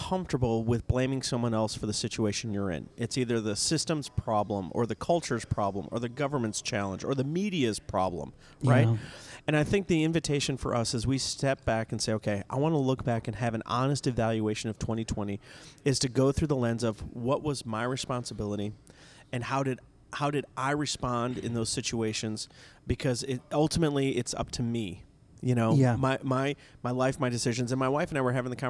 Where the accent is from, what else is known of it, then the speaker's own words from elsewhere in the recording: the South, United States; Down south, we call it red